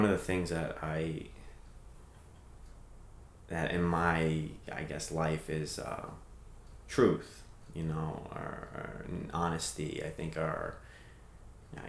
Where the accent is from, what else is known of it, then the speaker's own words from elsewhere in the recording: New England, United States; growing up in New England and living in New England and driving in New England